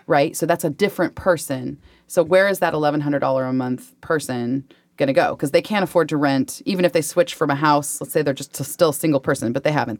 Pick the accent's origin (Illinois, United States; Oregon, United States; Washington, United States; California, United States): Washington, United States; Spanaway; also born or lived in South Hill, Washington; I grew up in South Hill and Spanaway